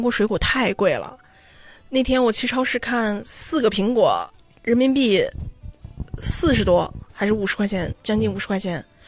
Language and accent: Chinese; Xi'an, Shaanxi, China; moved away as an adult; now in Seoul, South Korea; 咱们西安人